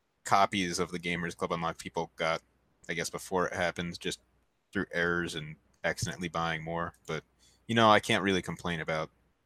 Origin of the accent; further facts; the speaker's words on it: New Jersey, United States; I'm New Jersey.